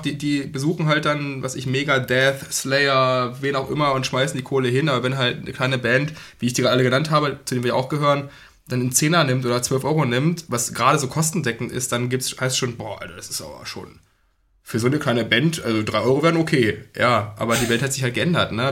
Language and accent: German; Braunschweig, Lower Saxony, Germany; wir kommen aus Braunschweig, die Braunschweiger Szene